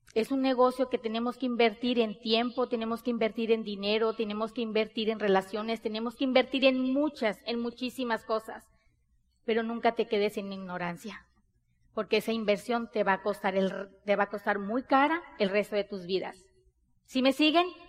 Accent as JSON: {"language": "Spanish", "region": "Sonora", "country": "Mexico", "said": "Nosotros somos mexicanos, bien mexicanas. Somos de Sonora, del norte del país de México."}